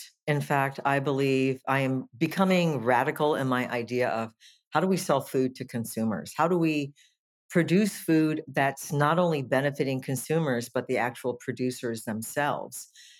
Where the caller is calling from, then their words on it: Nicasio, California, United States; I am from the little town of Nicasio, which is in West Marin in California, about 45 minutes north of San Francisco.